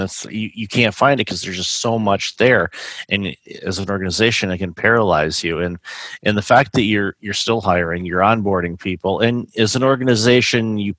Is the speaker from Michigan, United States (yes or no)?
yes; Michigan, United States; moved away; I'm originally from Michigan.